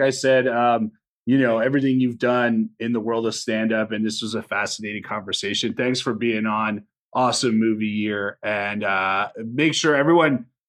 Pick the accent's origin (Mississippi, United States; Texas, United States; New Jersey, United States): New Jersey, United States; when I grew up in Jersey